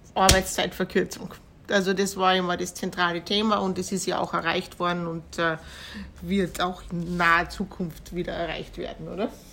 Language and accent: German; Kapfenberg, Styria, Austria; Wie in Kapfenberg, wo ich herkomme